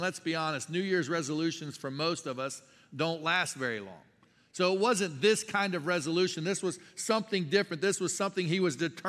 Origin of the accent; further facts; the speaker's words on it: Tennessee, United States; now in Michigan, United States; I am from Tennessee. We lived in Tennessee for 17 years before moving to Michigan. And there's not a lot of Mediterranean food down south.